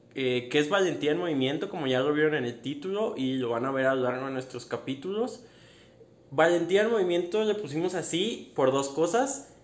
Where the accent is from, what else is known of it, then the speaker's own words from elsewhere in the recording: Guadalajara, Jalisco, Mexico; Yo vengo de Guadalajara